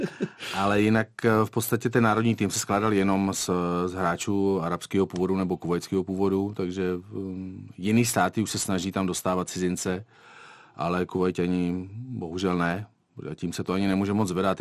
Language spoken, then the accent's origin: Czech; Liberec, Liberec Region, Czechia; moved away as an adult; also born or lived in Bruntál / Beroun; now in Kuwait; já jsem vlastně se narodil v Bruntále a mm, já jsem dělal lyžování do té první círy než jsme se pak odstěhovali do Liberce